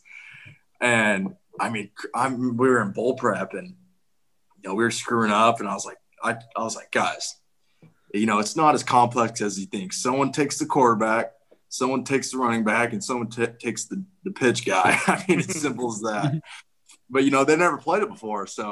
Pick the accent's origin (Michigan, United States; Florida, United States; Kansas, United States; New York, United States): Kansas, United States; I'm from Kansas